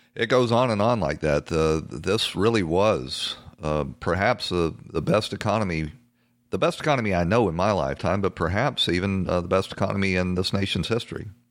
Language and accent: English; the South, United States; I come from the South, uh, sort of, um, you know, a uh, a poor stock of Southerners